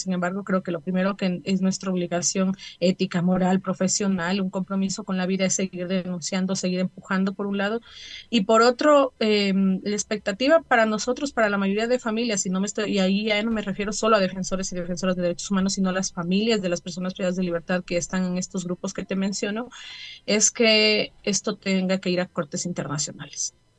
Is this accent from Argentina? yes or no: no; Ecuador; como familias y como ecuatorianos